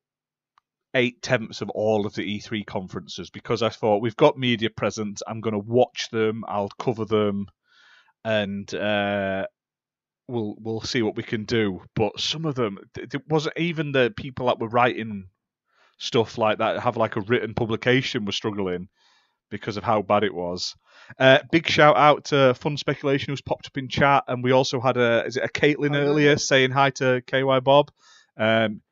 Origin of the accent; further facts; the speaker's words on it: England, United Kingdom; I'm from England.